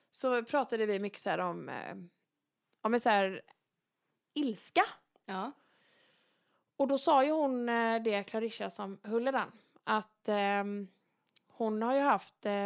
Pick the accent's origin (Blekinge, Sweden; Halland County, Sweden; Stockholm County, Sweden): Halland County, Sweden; Varberg; Nu är det ju så här att jag är ju född och uppvuxen i Varberg mm. och det är ju en kurortsstad.